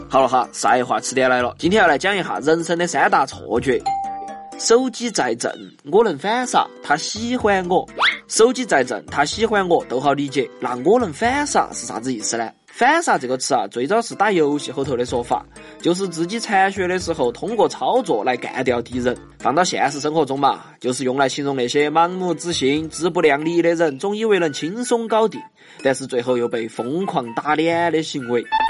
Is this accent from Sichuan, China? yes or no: yes; Chengdu, Sichuan, China; 发挥一下我们成都人喜欢用叠词的优点